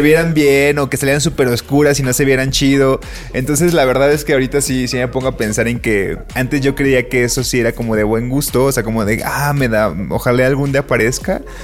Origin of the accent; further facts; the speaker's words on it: Colima, Mexico; now in Mexico City, Mexico; de chiquito en Colima había una sección en un periódico